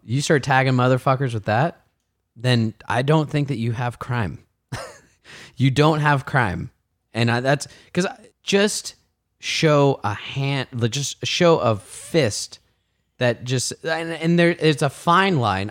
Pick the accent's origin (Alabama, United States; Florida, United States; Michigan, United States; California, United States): California, United States; Martinez; I grew up in Martinez